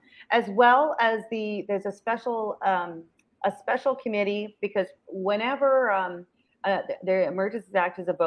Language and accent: English; Belleville, Ontario, Canada; I'm from Belleville, and Walmart destroyed our town